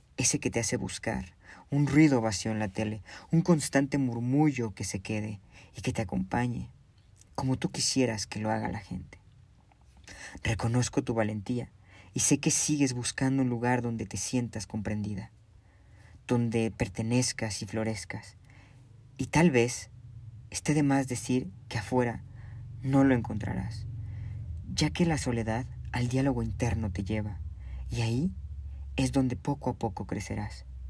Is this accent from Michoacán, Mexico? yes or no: yes; Zamora, Michoacán, Mexico; Soy de Zamora, Michoacán.